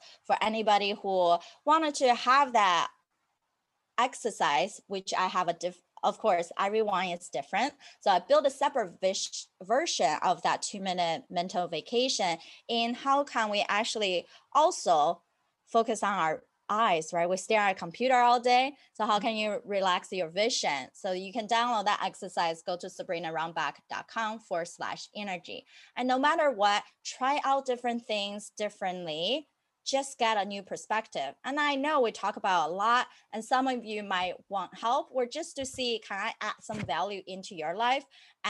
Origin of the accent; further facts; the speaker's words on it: United States; But I'm also an American rebel and having that freedom to say no to things.